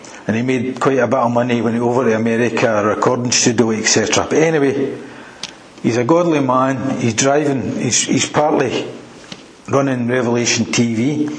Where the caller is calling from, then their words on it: Airdrie, Scotland, United Kingdom; I'm calling you for a stay in Airdrie. Yeah, you know, it's between Glasgow and Edinburgh, you wouldn't know it.